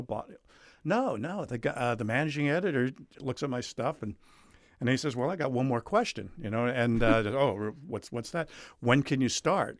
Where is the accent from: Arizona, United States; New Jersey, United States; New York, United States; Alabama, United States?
New Jersey, United States; moved away as an adult; also born or lived in South Carolina; I grew up in New Jersey, graduated high school there.